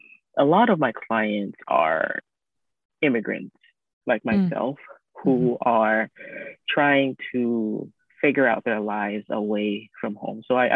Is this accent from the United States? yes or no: no; Ghana; moved away; I'm an immigrant from Ghana.